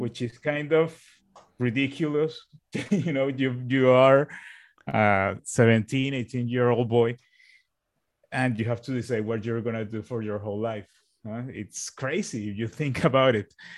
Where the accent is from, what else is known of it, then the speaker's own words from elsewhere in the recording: Barranquilla, Atlántico, Colombia; also born or lived in Bogota, Colombia; I went back to my, to my own, to my hometown, which is here